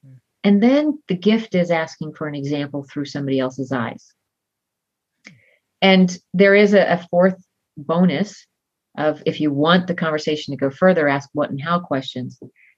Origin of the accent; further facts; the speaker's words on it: Southern United States, United States; I was raised in the South, where you're supposed to be nice all the time.